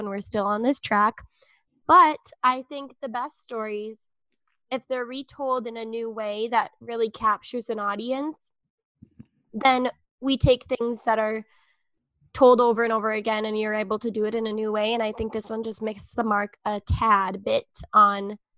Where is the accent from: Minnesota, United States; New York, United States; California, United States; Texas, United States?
Minnesota, United States; I'm from Minnesota, so it's always cold here